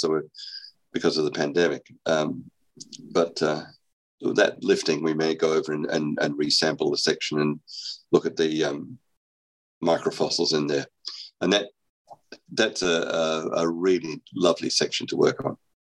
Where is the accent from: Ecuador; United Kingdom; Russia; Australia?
Australia; moved away; I'm actually Australian. I was I was educated in Australia